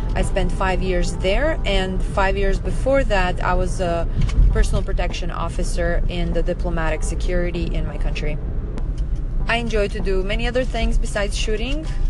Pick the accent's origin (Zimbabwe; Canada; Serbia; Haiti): Serbia; now in Fort Lauderdale, United States; I'm originally from Serbia, which is in Southeast Europe